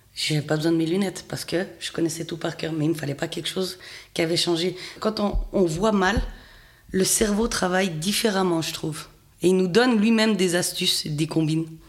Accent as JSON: {"language": "French", "region": "Fribourg", "country": "Switzerland", "said": "je viens du canton de Fribourg"}